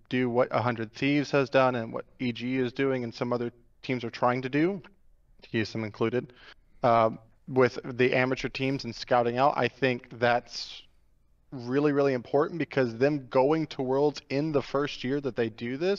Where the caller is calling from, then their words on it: Phoenix, Arizona, United States; I'm calling from Phoenix, Arizona.